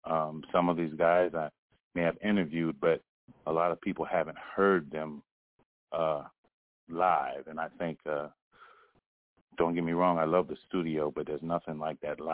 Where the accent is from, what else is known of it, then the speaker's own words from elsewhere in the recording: North Carolina, United States; now in Virginia, United States; Even though I'm from North Carolina, I'm coming to North Carolina. But right now, I've been here for a while